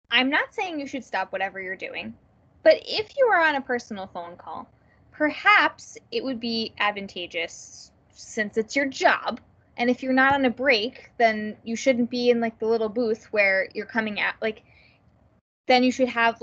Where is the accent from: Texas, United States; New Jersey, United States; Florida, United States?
New Jersey, United States; I'm from New Jersey